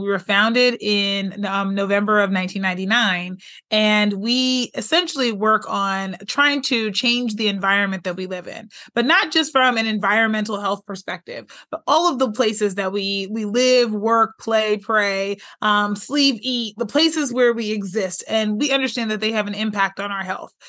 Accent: Pittsburgh, Pennsylvania, United States; moved away as an adult; also born or lived in Michigan; now in California, United States; I'm originally from Pittsburgh, Pennsylvania

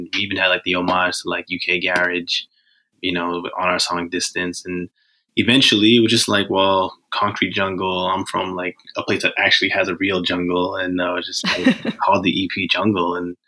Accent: Botswana; now in Vancouver, Canada; Yeah, I'm originally from Botswana. I moved to Canada in 2010.

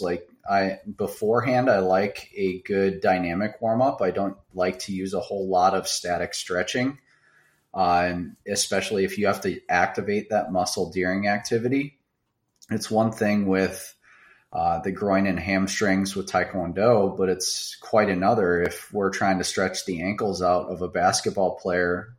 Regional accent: Baraboo, Wisconsin, United States; also born or lived in Madison, Wisconsin / Davenport, Iowa; I grew up in South Central Wisconsin, uh, very very small town. Uh, it's called Baraboo.

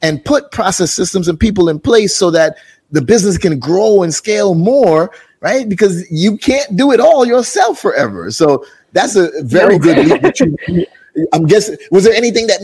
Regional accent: Jamaica; I'm from Jamaica

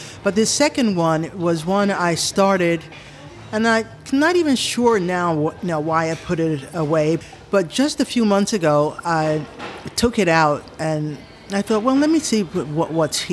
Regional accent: United States; moved away as an adult; now in Japan; I am American, my husband's American

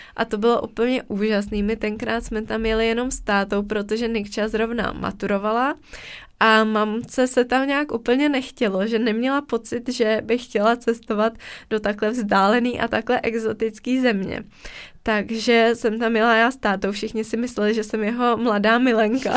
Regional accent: Czechia; jsme z České republiky

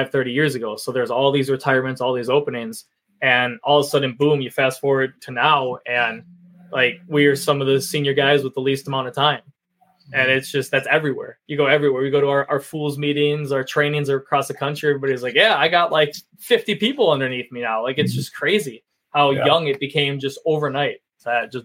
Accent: Wisconsin, United States; we're from Wisconsin

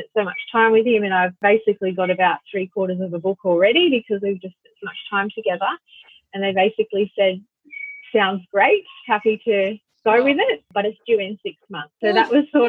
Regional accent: Hervey Bay, Queensland, Australia; I was working with the whales in Harvey Bay, which is my hometown

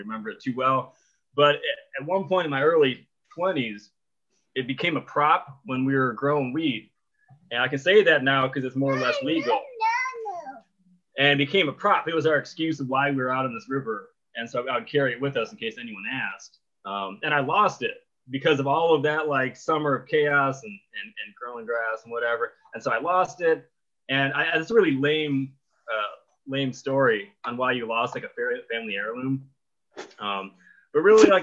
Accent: Wisconsin, United States; I grew up in Wisconsin.

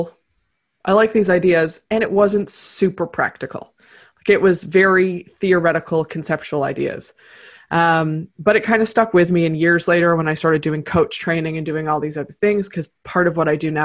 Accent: Canada; I am based in Toronto, Canada. So that is, I don't do all my work here and I'm from Canada, but I've lived a few different places in my life

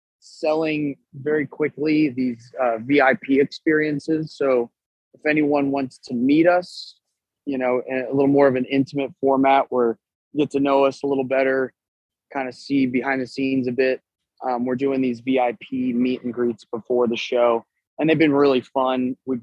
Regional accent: Texas, United States; Of course, I'm from Texas, you know.

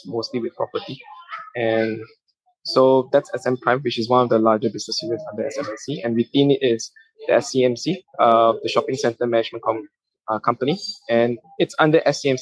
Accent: Malaysia; moved away as an adult; now in Philippines; I'm actually a Malaysian based out of the Philippines.

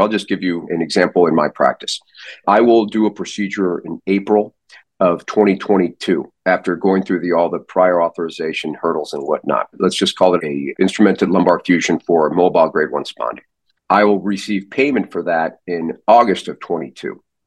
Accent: St. Louis, Missouri, United States; now in Arizona, United States; I grew up in St. Louis.

